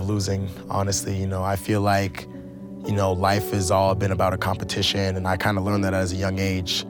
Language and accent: English; Hamilton, Ontario, Canada; moved away as an adult; now in Provo, United States; I grew up in Hamilton, Ontario, Canada